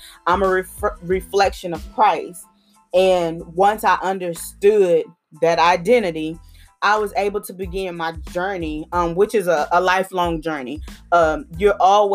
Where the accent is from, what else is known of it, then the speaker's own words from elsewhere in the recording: Houston, Texas, United States; the area where I grew up in Houston, there was liquor stores